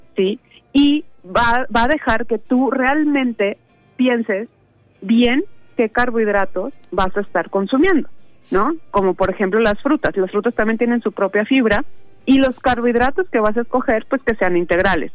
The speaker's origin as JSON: {"language": "Spanish", "country": "Mexico", "said": "como mexicanos sabemos que el jitomate, la cebolla, este, la espinaca es como más común comerla durante un desayuno"}